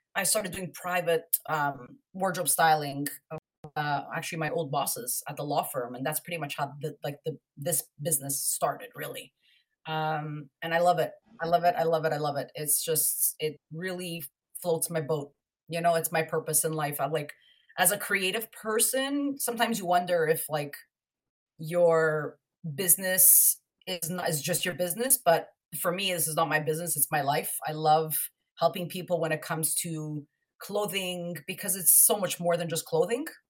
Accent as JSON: {"language": "English", "town": "Montreal", "region": "Quebec", "country": "Canada", "moved": "as an adult", "lives_now": "Toronto, Canada", "said": "I'm originally from Montreal, and I moved to Toronto in 2002"}